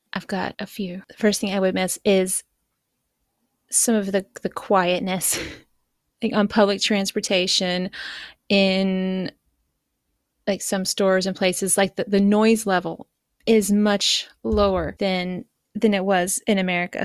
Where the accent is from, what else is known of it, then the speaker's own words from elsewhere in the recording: East Coast, United States; moved away as an adult; now in Japan; I grew up on the East Coast, so Atlantic